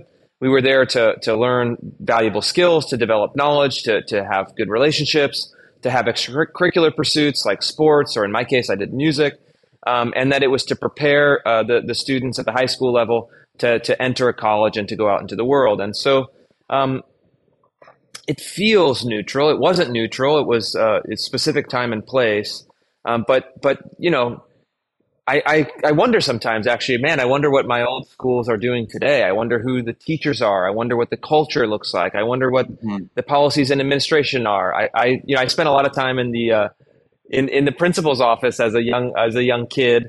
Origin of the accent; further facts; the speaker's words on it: Sacramento, California, United States; I grew up in Sacramento, California, and I had what I think of at the time as a typical K-12 public school education